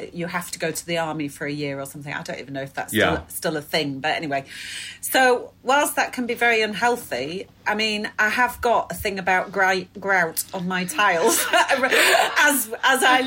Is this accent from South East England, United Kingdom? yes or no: no; Leeds, Yorkshire and the Humber, United Kingdom; growing up in Leeds in the 80s was not a piece of cake